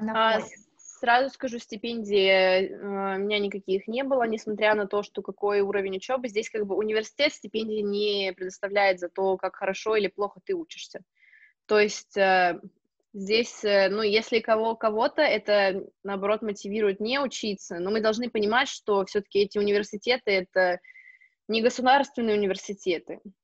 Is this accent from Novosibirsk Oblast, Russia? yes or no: yes; Novosibirsk, Novosibirsk Oblast, Russia; moved away as an adult; also born or lived in Spain; now in Switzerland; я из Новосибирска